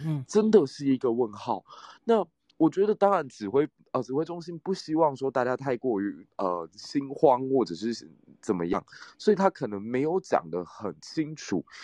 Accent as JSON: {"language": "Chinese", "country": "Taiwan", "said": "我们台湾人"}